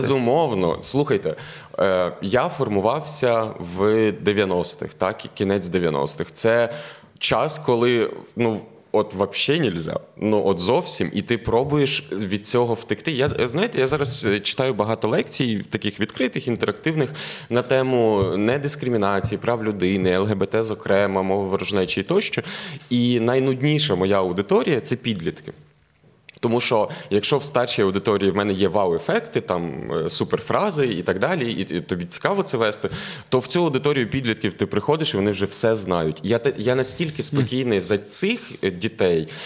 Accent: Galicia, Ukraine; я як галичанин

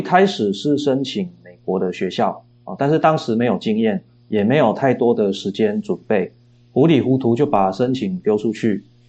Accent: Chiayi, Taiwan; also born or lived in Auckland, New Zealand; 我的故乡嘉义

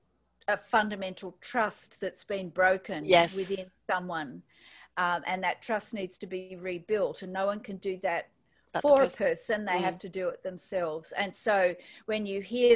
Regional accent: Australia; accent: Australian; as you can tell from my accent, I'm in Australia

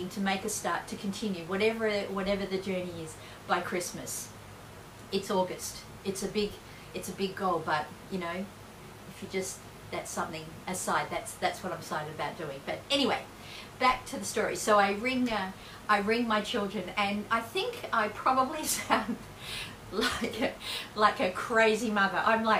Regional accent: Perth, Western Australia, Australia; I'm from Perth.

